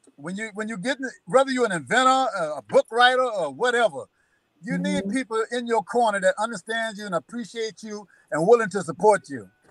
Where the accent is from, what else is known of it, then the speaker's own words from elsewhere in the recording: South Carolina, United States; I'm from South Carolina